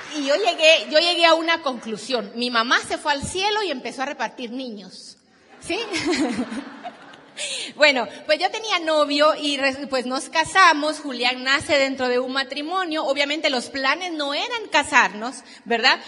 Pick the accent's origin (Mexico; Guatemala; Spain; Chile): Guatemala; Vengo de Guatemala